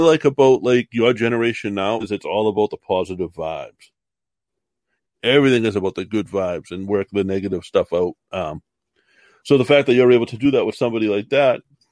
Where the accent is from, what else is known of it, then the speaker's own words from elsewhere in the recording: Massachusetts, United States; I'm from Massachusetts